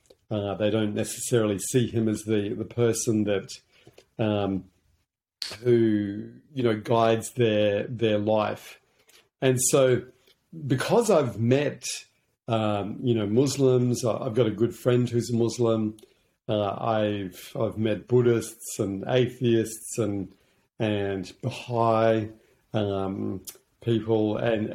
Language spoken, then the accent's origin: English; Hong Kong; also born or lived in New Zealand; that's one of the beautiful things about growing up in Hong Kong. It's a really global city. But yeah, from there, I came back to New Zealand, where my grandparents were.